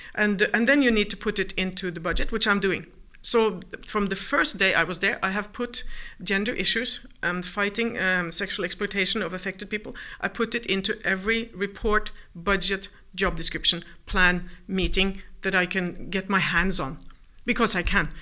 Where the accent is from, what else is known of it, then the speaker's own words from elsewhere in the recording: Norway; moved away as an adult; also born or lived in New York; I'm from Norway